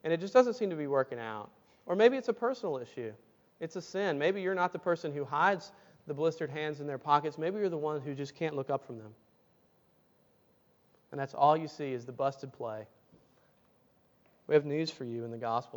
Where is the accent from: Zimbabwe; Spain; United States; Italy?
United States; Tuscaloosa, Alabama; I grew up in Tuscaloosa, Alabama.